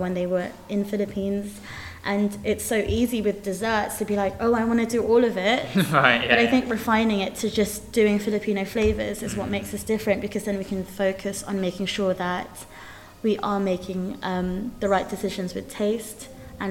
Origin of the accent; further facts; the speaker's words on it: London, United Kingdom; I grew up in Tooting Broadway